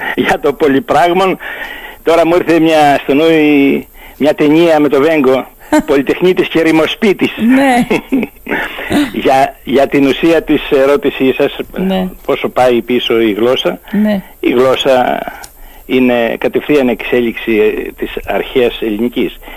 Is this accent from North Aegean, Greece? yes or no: yes; Lemnos, North Aegean, Greece; Το χωριό μου λεγόταν Αττική με τον τσιτακισμό που συνηθίζεται στη Λίμνο